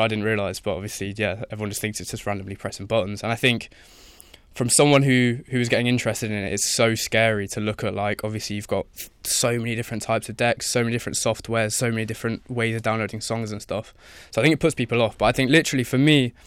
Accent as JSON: {"language": "English", "town": "Leicester", "region": "East Midlands", "country": "United Kingdom", "said": "I'm from Leicester"}